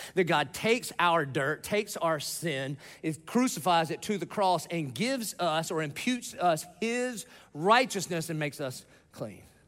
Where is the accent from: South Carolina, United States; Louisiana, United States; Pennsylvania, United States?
South Carolina, United States; Dillon; moved away; I grew up in Dillon, South Carolina. It's off of I ninety five. It's a little podunk nowhere town